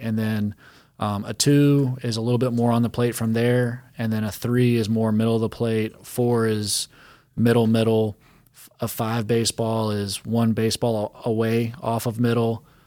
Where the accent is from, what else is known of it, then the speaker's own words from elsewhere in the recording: Charlotte, North Carolina, United States; growing up in Charlotte and going to Grand Slam batting cage